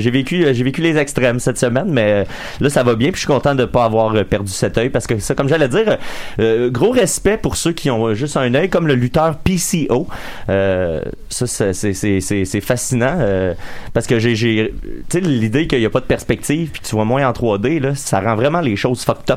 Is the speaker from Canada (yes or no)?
yes; Salaberry-de-Valleyfield, Quebec, Canada; moi puis Max, on vient de Valleyfield